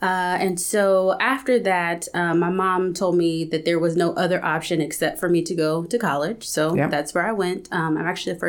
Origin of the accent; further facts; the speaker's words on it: California, United States; also born or lived in Texas; I was born in Texas. And yeah. Eventually I moved to California, grew up in California, raised by a single parent.